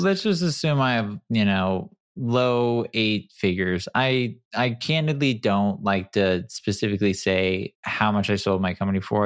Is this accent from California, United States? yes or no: yes; San Clemente, California, United States; also born or lived in Detroit, Michigan; I grew up in Detroit. I moved to San Clemente when I was, you know, like, five